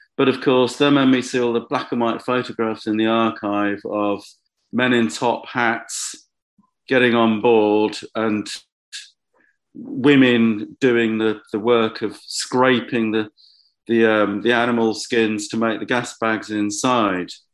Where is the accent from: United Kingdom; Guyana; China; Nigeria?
United Kingdom; Bedford, East of England; the first time I'd made work in Bedford, my, my hometown